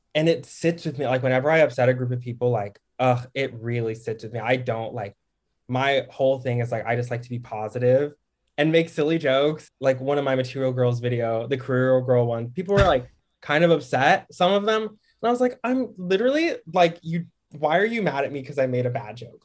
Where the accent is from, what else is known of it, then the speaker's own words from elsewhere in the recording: Dallas, Texas, United States; also born or lived in Harlem, New York; now in Brooklyn, United States; I'm from DFW, like Dallas.